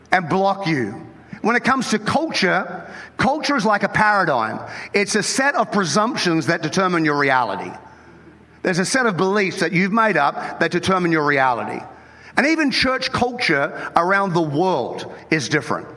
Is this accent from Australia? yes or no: yes; Australia; moved away as an adult; now in United States; I was born in Australia